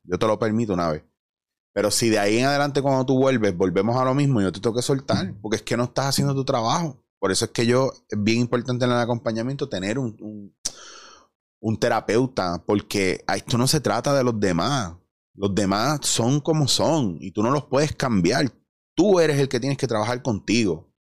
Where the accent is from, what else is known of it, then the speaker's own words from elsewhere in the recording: Puerto Rico; nosotros como puertorriqueños